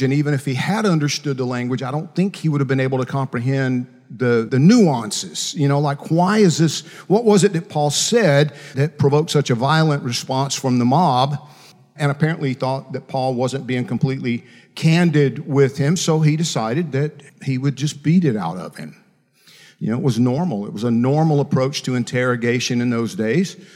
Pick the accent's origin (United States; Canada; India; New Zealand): United States; Macon, Georgia; When I was 11 years old, growing up in Macon, Georgia, actually, I grew up out in farm country outside of Macon, Georgia.